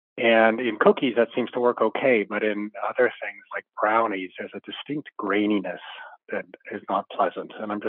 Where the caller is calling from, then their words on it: Somerville, South Carolina, United States; I'm calling from Somerville, South Carolina.